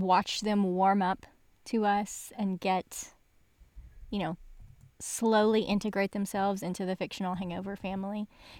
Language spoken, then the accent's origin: English; Arkansas, United States; also born or lived in Seattle; I know that I rag on my home state a lot.